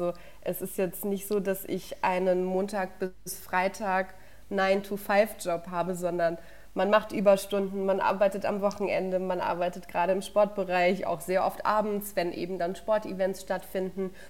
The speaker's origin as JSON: {"language": "German", "town": "Würzburg", "region": "Bavaria", "country": "Germany", "tie": "born there", "said": "Ich bin ja in Würzburg geboren und meine Familie kommt auch von hier und ich bin Clubfan."}